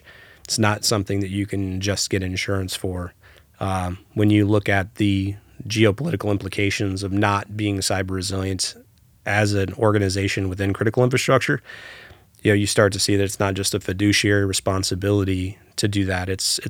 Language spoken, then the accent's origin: English; Hawaii, United States; I spent a little bit of time growing up in Hawaii.